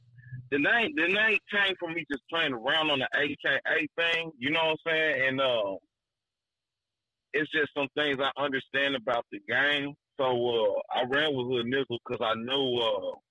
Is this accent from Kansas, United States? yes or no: yes; Kansas City, Kansas, United States; also born or lived in St. Louis, Missouri; I was born in St. Louis, but I was raised in Kansas City, Kansas.